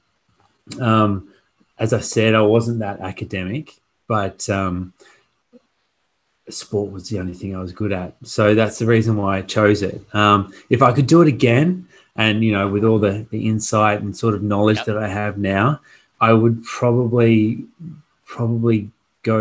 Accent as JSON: {"language": "English", "town": "Port Hedland", "region": "Western Australia", "country": "Australia", "tie": "born or raised there", "also_born_or_lived": "Perth", "said": "I came from Port Hedland up north, a very small country town. So for me to come into Perth was it was a bit of a shock. And, you know, I was the fastest in Port Hedland. I was the fastest kid in Port Hedland."}